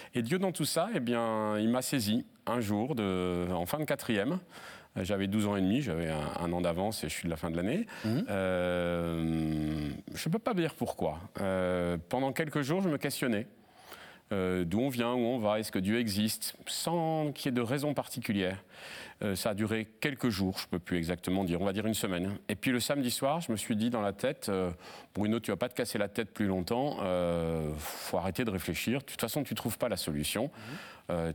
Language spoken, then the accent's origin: French; Seclin, Hauts-de-France, France; also born or lived in Lille / Paris / Brazil; la ville où j'ai grandi, à Seclin